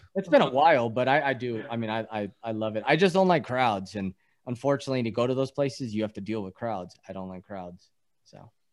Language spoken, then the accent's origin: English; East Coast, United States; born in the East Coast